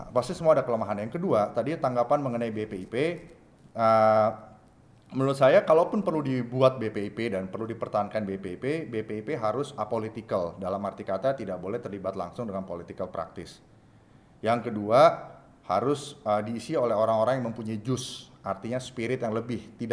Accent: Indonesia; Saya seorang Jawa, bapak saya seorang Jawa, ibu saya seorang Batak, dan saya lahir di Indonesia

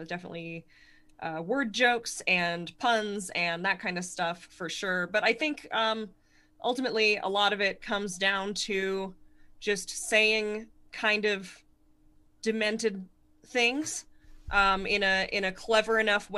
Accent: Connecticut, United States; it gave me the sort of voice that I have, like literally the voice, in the sense that I speak like a person from Connect

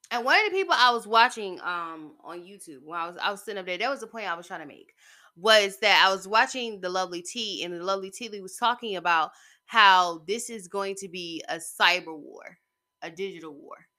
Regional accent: United States; as an American citizen

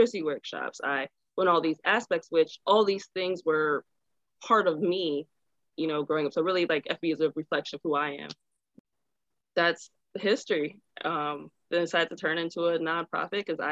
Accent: Chicago, Illinois, United States; moved away as an adult; now in San Diego, United States; I'm originally from Chicago, and I moved out to San Diego in 2016

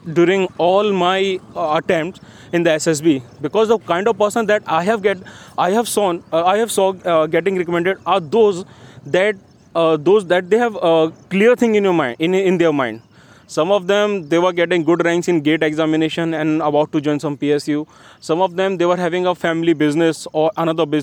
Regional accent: Gwalior, Madhya Pradesh, India; my hometown Gwalior

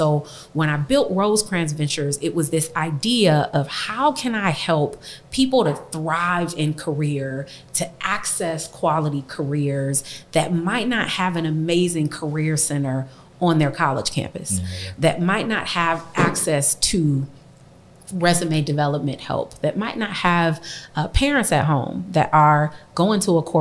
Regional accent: Compton, California, United States; growing up in Compton

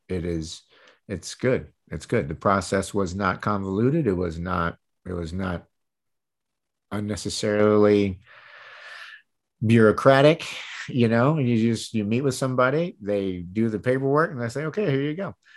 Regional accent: Michigan, United States; also born or lived in Tampa Bay area, Florida; now in Tampa Bay, United States; I was born and raised in Michigan

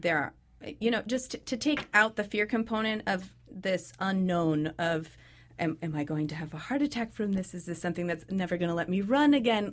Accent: Sacramento, California, United States; moved away as an adult; I was raised in Sacramento, California

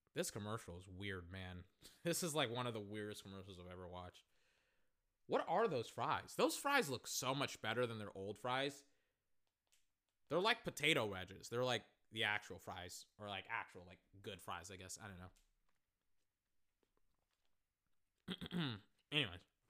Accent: Texas, United States; I am black and from Texas

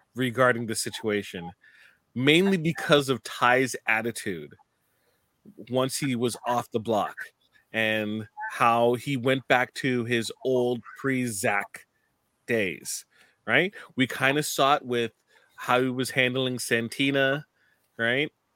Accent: Canada; from a Canadian stand, standpoint

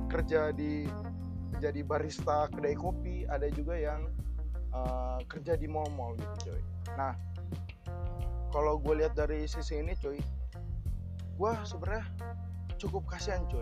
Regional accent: Depok, West Java, Indonesia; Di kota gue sendiri nih, kota gue tercinta dari

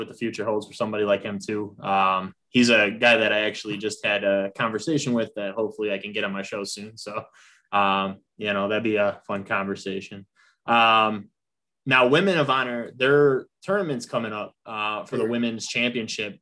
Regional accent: Indiana, United States; Sherrville, Indiana

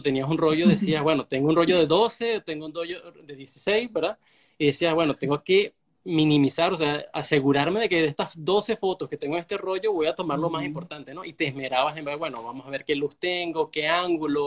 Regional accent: Venezuela; soy de Venezuela

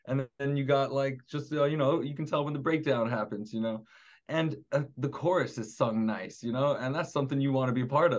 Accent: North West England, United Kingdom; accent: Scouse; moved away; I'm actually a Scouser, you know. I tried to get rid of my accent. I thought it would be gone by now, but I've been here for 15 years, you know.

